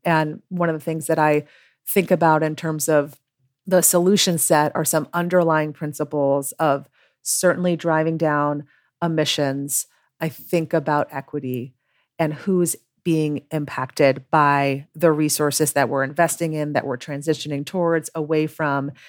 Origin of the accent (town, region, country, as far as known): New York, United States